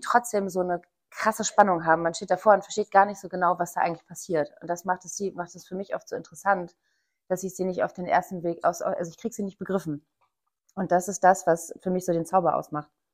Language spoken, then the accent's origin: German; East Germany, Germany; now in Hamburg, Germany; also ich komme aus dem Osten